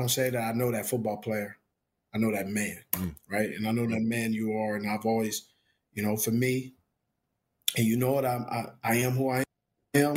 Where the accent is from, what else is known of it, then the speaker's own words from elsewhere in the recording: Los Angeles, California, United States; You never see me repping anything else but LA. Because that's where I'm born and raised